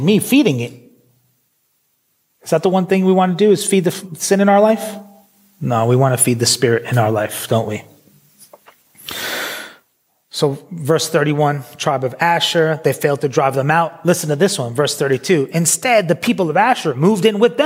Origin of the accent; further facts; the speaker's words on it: New York City, New York, United States; moved away as an adult; also born or lived in Philadelphia; now in United Kingdom; I grew up in New York City.